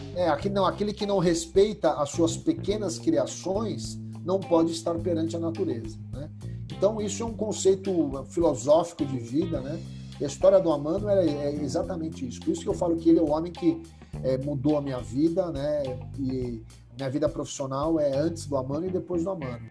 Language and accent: Portuguese; Brazil; Eu falei, Brasil